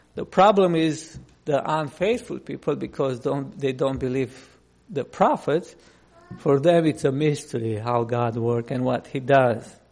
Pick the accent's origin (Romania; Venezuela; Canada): Romania; English is a second language; moved away; I grew up in Romania under communism.